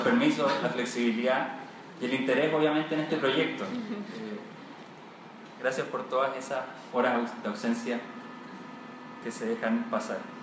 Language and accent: Spanish; Chile; como buenos chilenos